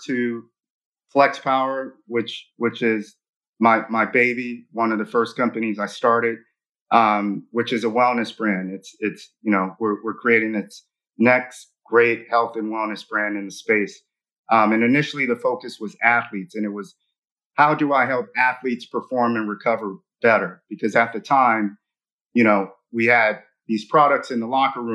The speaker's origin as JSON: {"language": "English", "town": "Los Angeles", "region": "California", "country": "United States", "tie": "born or raised there"}